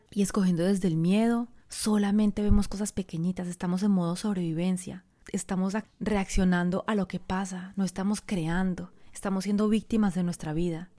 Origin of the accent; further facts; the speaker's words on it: Colombia; moved away as an adult; also born or lived in France; era colombiana, venía de un país en vía de desarrollo, venía de una familia pobre